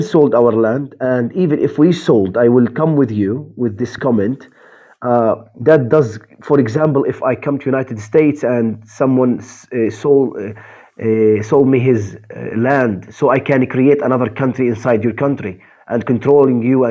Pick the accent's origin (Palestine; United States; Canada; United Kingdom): Palestine; I'm from Palestine